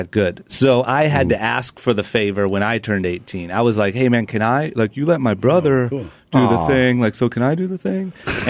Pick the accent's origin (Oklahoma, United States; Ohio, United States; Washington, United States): Ohio, United States; Akron; moved away as an adult; now in Los Angeles, United States; when I was 18, growing up in Akron, Ohio, I knew quickly that there was nothing in Akron, Ohio at all or for me. So I moved to L.A.